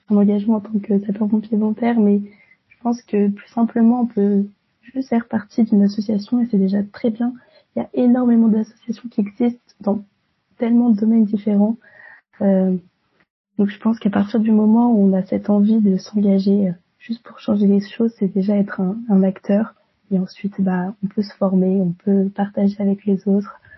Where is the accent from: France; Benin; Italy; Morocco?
France; Orléans, Centre-Val de Loire; moved away as an adult; now in Rennes, France; je viens d'Orléans, j'ai eu un bac ES euh, à Orléans et ensuite j'ai décidé de poursuivre mes études à Rennes en licence de droit et sciences politiques.